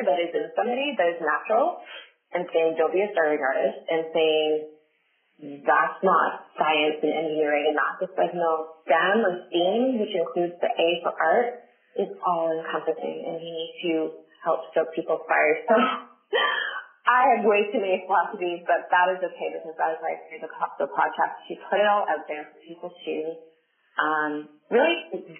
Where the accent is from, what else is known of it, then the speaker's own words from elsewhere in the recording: Southern Ontario, Canada; somebody from Southern Ontario or from Canada or from Ontario, period